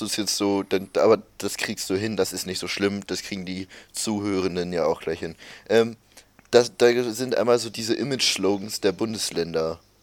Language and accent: German; Bremen, Germany; als Bremer, damit kann ich mich identifizieren